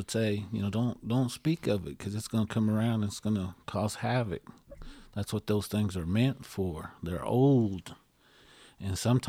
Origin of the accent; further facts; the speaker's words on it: India; So that kind of world is something that we don't realize as Indian folks